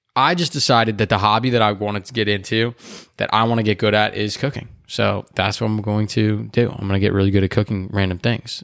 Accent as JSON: {"language": "English", "area": "Chicagoland area", "region": "Illinois", "country": "United States", "said": "I am from the Chicagoland area"}